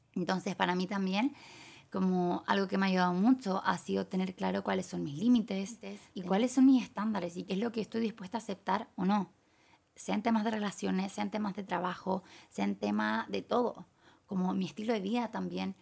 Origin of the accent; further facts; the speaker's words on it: Chile; moved away as an adult; now in Thailand; hace dos años me fui de Chile